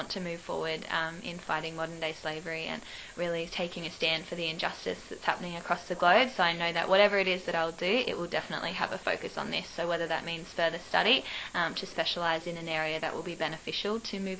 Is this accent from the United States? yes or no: no; Adelaide, South Australia, Australia; moved away as an adult; now in Sydney, Australia; I'm initially from Adelaide, but I moved here for